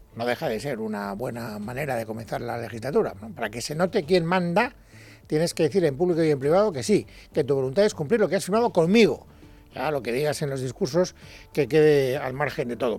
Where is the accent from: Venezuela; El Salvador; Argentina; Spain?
Spain; como ciudadano español